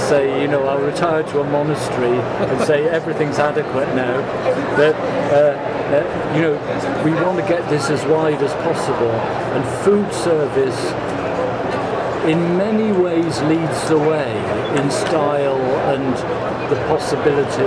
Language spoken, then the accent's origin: English; London, United Kingdom; my hometown of London